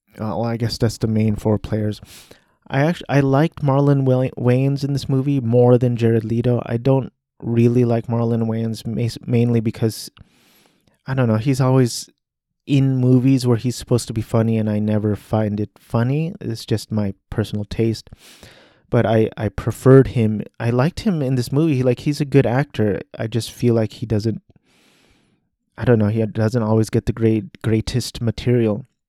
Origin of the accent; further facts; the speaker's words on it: United States; I'm an American male, Asian American male.